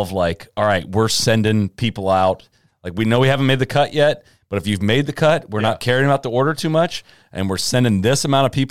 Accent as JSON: {"language": "English", "region": "Midwest", "country": "United States", "also_born_or_lived": "Chicago", "moved": "yes", "said": "I'm from the Midwest"}